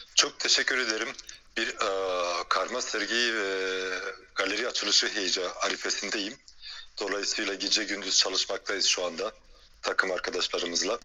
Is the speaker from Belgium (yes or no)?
yes; Belgium; moved away as an adult; also born or lived in China / France; now in Istanbul, Turkey; Belçika'da doğdum büyüdüm. Göçmen aile çocuğuyum.